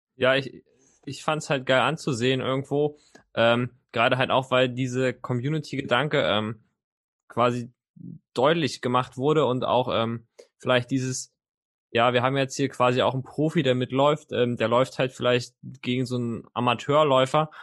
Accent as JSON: {"language": "German", "region": "Mecklenburg-Vorpommern", "country": "Germany", "tie": "born or raised there", "said": "ich komme ja gebürtig aus Mecklenburg-Vorpommern"}